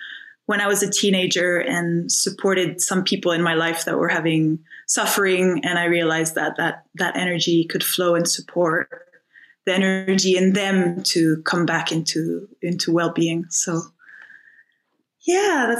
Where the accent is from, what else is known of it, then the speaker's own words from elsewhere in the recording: Finland; moved away as an adult; also born or lived in France (north, near Paris) / Scotland; I was born in France, spent my first 10 years in France, in the north near Paris. And yeah, I had a really beautiful opportunity to spend a lot of time in nature as a child. And my mother bred dogs, so the dogs were amazing. Kind of, I always feel like they taught me unconditional love. And and then I went to Finland when we were 10. When I was 10, we moved to Finland.